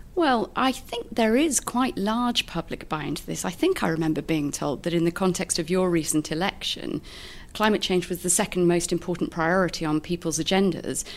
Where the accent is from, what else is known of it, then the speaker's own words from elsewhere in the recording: United Kingdom; moved away as an adult; now in Canada; as a Brit